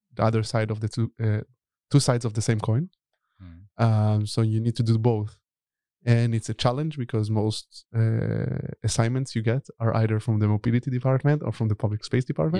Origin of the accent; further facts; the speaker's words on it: Tel Aviv, Tel Aviv District, Israel; moved away as an adult; also born or lived in Berlin, Germany / Stockholm, Sweden; now in Netherlands; I'm originally from Tel Aviv, uh, but I live in Europe already for over ten years.